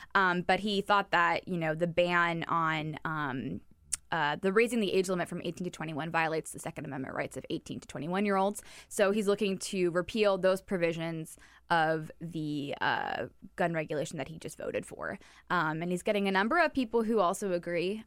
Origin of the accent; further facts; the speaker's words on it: Florida, United States; I'm from Florida